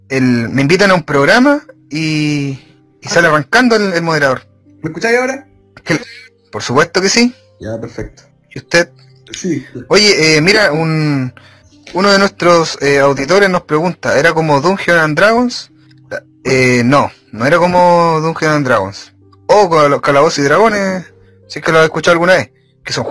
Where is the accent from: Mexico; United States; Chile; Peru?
Chile; Somos de Chile.